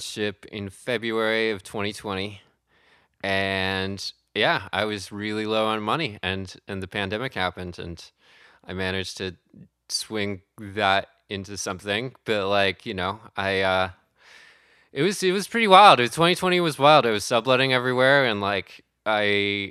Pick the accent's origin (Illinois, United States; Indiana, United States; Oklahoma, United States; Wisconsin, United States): Wisconsin, United States; moved away as an adult; also born or lived in Madison, Wisconsin; now in New York, United States; I grew up in Wisconsin